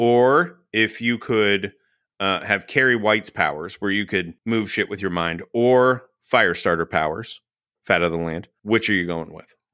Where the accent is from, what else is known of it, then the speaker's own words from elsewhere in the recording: Texas, United States; I grew up in Texas.